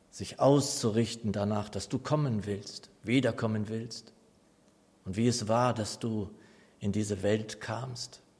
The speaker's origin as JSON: {"language": "German", "town": "Nordheim", "country": "Germany", "tie": "born or raised there", "lives_now": "Aschaffenburg, Germany", "said": "ich liebe die Gemeinde Nordheim, meine Heimatgemeinde."}